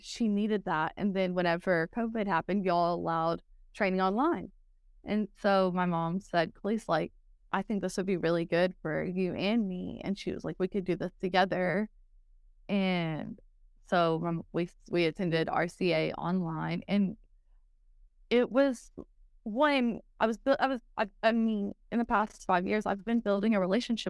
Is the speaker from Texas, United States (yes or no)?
yes; Texas, United States; accent: Texas; Some people say that I've lost my Texas accent, but I think that the y'all stays there always, and there's just certain words.